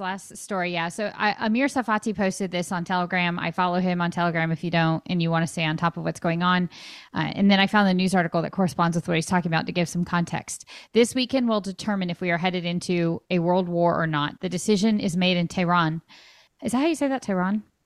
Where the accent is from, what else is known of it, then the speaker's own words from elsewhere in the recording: California, United States; moved away; I am from California